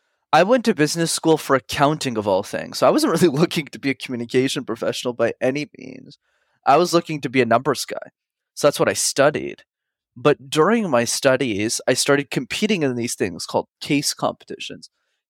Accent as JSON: {"language": "English", "town": "Montreal", "region": "Quebec", "country": "Canada", "tie": "born or raised there", "said": "I grew up in Montreal in Canada, and it's a city where you need to know how to speak French, which is a language I didn't know."}